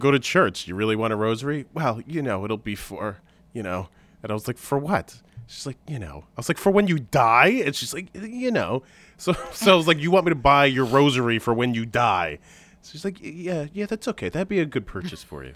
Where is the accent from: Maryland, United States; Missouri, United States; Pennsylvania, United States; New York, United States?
New York, United States; Long Island; I grew up on Long Island